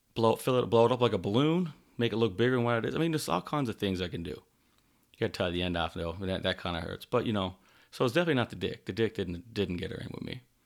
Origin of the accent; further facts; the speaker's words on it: Newfoundland and Labrador, Canada; now in Calgary, Canada; I'm from Newfoundland, Canada, currently living in Calgary, Alberta